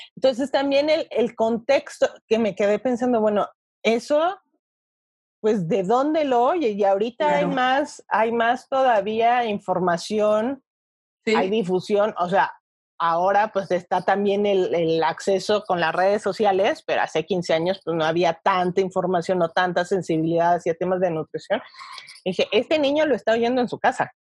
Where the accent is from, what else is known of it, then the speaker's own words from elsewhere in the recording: Toluca, State of Mexico, Mexico; moved away as an adult; now in Mexico City, Mexico; yo soy de Toluca, actualmente llevo 10 años viviendo en la Ciudad de México